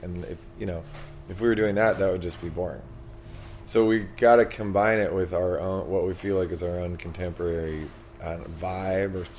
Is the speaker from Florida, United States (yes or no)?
no; Washington, District of Columbia, United States; We're both from Washington, D.C.